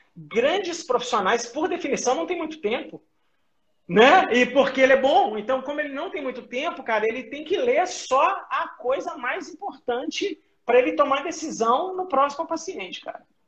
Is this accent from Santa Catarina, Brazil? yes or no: no; Belo Horizonte, Minas Gerais, Brazil; moved away as an adult; eu sou mineiro de Belo Horizonte, tá? Eu estou em BH, eu saí de BH em 2005